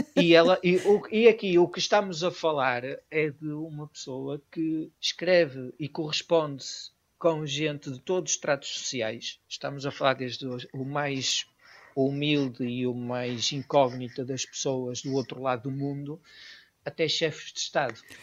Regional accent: Portugal; also born or lived in Venezuela; eu não nasci em Portugal, Sou filho de pais imigrantes, como tantos portugueses

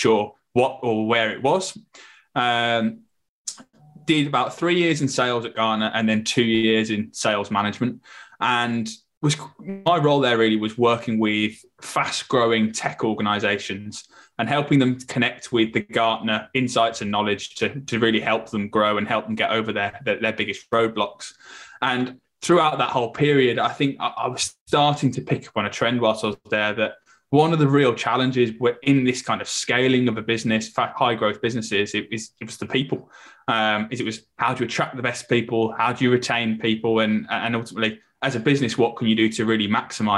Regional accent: Birmingham, West Midlands, United Kingdom; moved away as an adult; also born or lived in London; I'm originally from Birmingham. I then went down to London to study at university

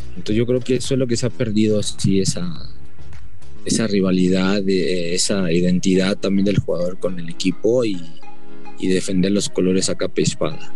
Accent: Mexico City, Mexico; yo soy, bueno, de Tepito

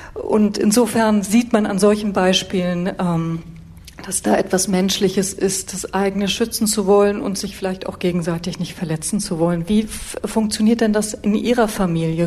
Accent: Germany; als Westdeutsche

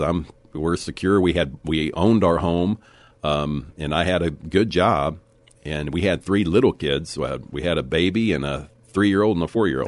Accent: Leakey, Texas, United States; also born or lived in Corpus Christi, Texas; I was, uh, born in Corpus Christi, Texas. So I'm a native Texan, and I was raised in the Texas Hill Country, uh, and went to school in Lakey, Texas, and graduated there

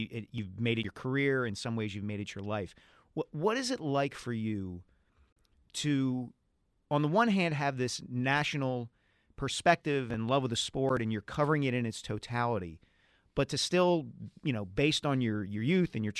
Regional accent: Glenside, Pennsylvania, United States; I grew up kind of in Glenside, you know, Ardsley, Abington, Upper Dublin

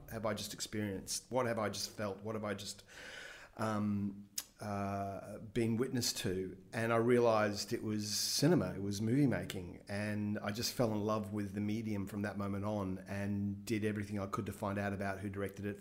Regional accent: Brisbane, Queensland, Australia; I grew up in Brisbane in the 70s

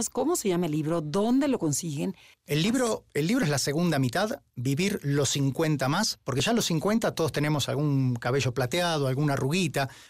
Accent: Argentina; moved away; also born or lived in Spain / Washington, United States / Mexico / Finland; Si bien yo soy argentino, viví en España, en Washington, en México, en Finlandia, en Suiza

